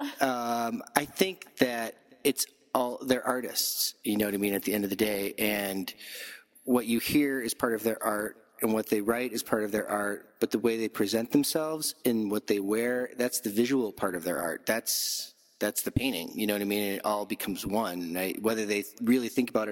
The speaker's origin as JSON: {"language": "English", "town": "Chicago", "region": "Illinois", "country": "United States", "said": "as a Chicagoan"}